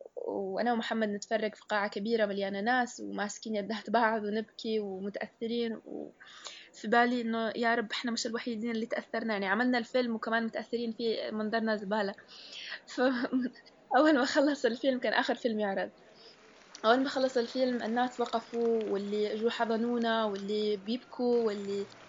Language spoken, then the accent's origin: Arabic; Yemen; احنا يمني